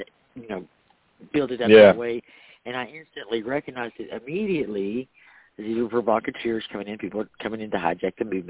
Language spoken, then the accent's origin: English; Waco, Texas, United States; I am from Waco